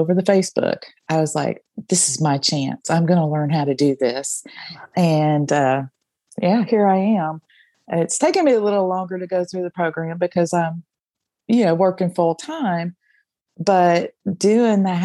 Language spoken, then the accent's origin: English; Jackson, Tennessee, United States; I'm from Jackson, Tennessee